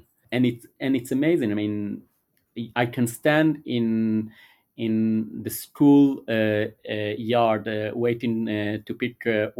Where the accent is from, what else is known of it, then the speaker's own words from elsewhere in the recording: Israel; English is a second language; moved away; So the fact that we are gay couple, the fact that we are foreigners, we came from Israel, the fact that we speak a different language, the fact that we are Jewish and we kept Judaism, so that's our religion at home.